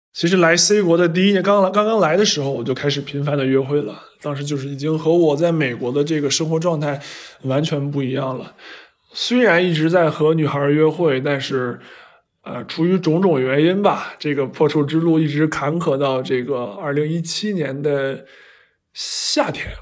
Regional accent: China; 因为在我们中国人看来，这个人其实就是一个疯子。

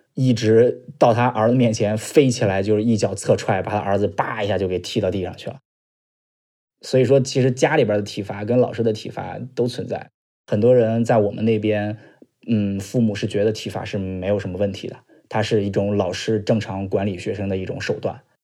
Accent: a county town in central Shandong, China; 今年二十七岁，来自山东鲁中地区的一个县城。我是出生在九三年

